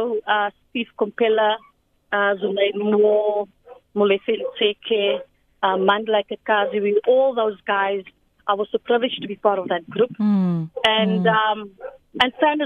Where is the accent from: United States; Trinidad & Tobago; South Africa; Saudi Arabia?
South Africa; Cape Town, Western Cape; I grew up in Cape Town in a small town called Matrusentin.